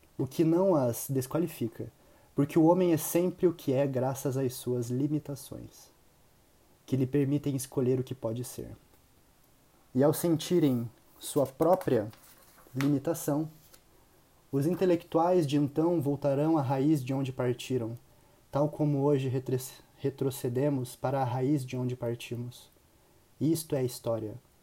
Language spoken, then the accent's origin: Portuguese; Curitiba, Paraná, Brazil; sou de Curitiba, Paraná